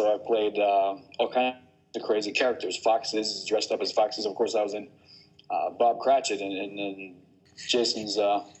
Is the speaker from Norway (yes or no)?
yes; Bergen, Vestland, Norway; also born or lived in New Jersey, United States; So I lived and grew up mainly in Western Norway and in Bergen.